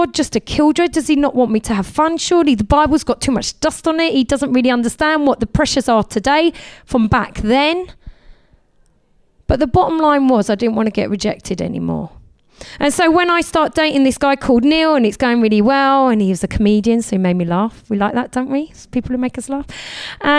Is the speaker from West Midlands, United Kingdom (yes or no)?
no; Essex, East of England, United Kingdom; I come from Essex